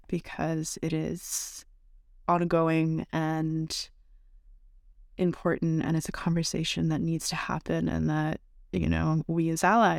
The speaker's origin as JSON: {"language": "English", "country": "Canada", "lives_now": "United States", "said": "I'm from Canada. I'm first generation here."}